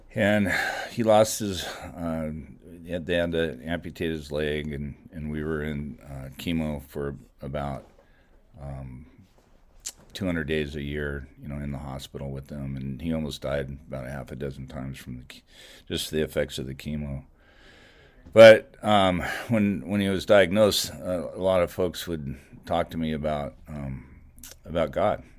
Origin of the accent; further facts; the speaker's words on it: Goleta, California, United States; I grew up here. I grew up in Goleta. I went to Dos Pueblos High School